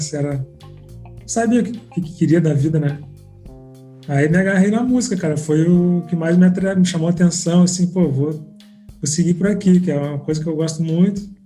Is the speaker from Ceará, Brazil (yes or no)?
no; Porto Alegre, Rio Grande do Sul, Brazil; moved away as an adult; now in Rio de Janeiro, Brazil; sou natural de Porto Alegre. Estou aqui no Rio desde 2012